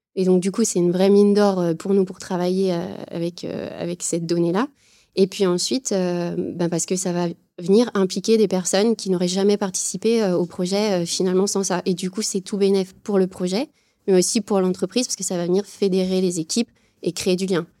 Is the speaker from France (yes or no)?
yes; Saint-Étienne, Auvergne-Rhône-Alpes, France; je viens de Saint-Étienne